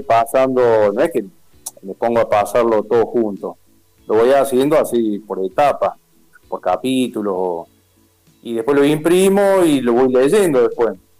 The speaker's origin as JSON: {"language": "Spanish", "town": "Río Tercero", "region": "Córdoba", "country": "Argentina", "tie": "born or raised there", "also_born_or_lived": "Río Cuarto", "said": "yo soy fui adoptado de, de, chiquito, por eso nací en Río Cuarto y, los dos años ya viví en Río Tercero"}